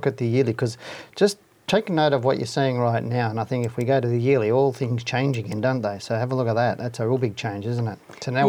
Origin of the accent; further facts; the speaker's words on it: Geelong, Victoria, Australia; now in Melbourne, Australia; getting it in my hometown of Geelong.